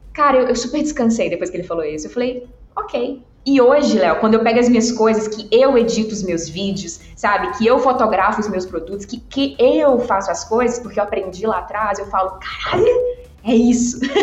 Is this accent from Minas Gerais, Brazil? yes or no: yes; Governador Valadares, Minas Gerais, Brazil; eu sou do interior de Minas, eu sou de Valadares